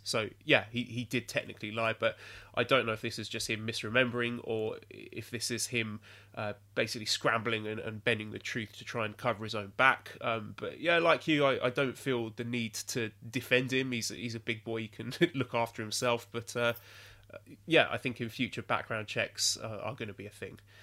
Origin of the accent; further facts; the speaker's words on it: England, United Kingdom; moved away; an Englishman